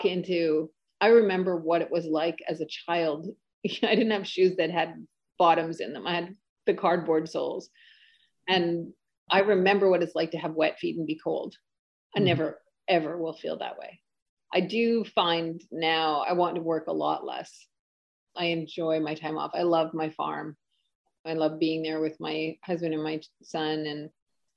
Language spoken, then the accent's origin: English; the North, Northern Canada, Canada; I grew up in the North, and the North is pretty tough, close to Alaska.